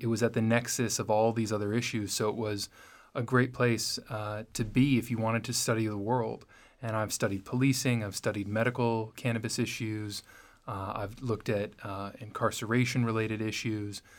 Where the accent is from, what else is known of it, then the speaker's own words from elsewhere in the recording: Los Angeles, California, United States; I grew up in Los Angeles